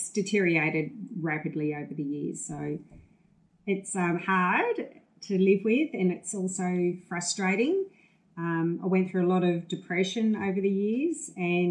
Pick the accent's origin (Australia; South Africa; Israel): Australia; Tasmania; growing up in Tasmania